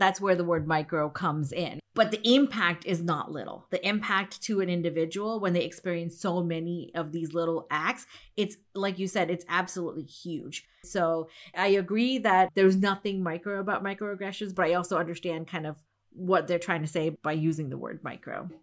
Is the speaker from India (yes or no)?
yes; India; I'm from India